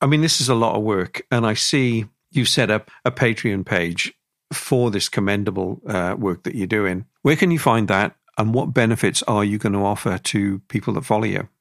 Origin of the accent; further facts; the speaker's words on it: Wales, United Kingdom; the amount of people I grew up with around my part of Wales